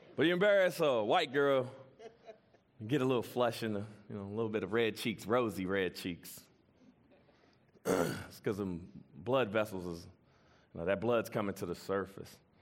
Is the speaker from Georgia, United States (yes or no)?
no; Washington, District of Columbia, United States; I'm from Washington, D C, from the hood